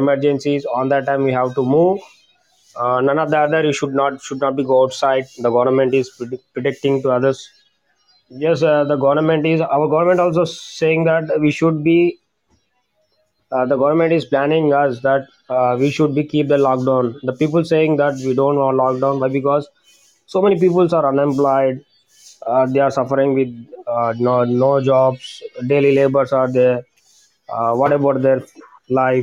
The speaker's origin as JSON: {"language": "English", "country": "India", "said": "I'm from India"}